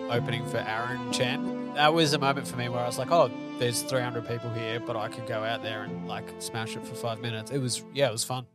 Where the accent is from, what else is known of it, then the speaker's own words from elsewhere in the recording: Melbourne, Victoria, Australia; I'm from Melbourne